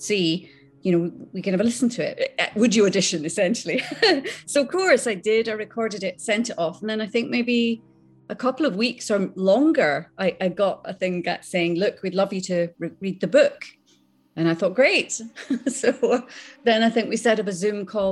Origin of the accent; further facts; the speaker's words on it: Islay, Scotland, United Kingdom; accent: Scottish; moved away; also born or lived in Skegness, Lincolnshire; I was brought up on Isla, and I went to a little tiny primary school.